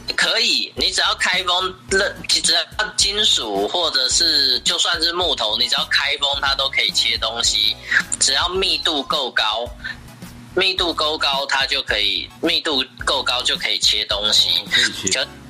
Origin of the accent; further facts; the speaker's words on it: Taiwan; 我们台湾人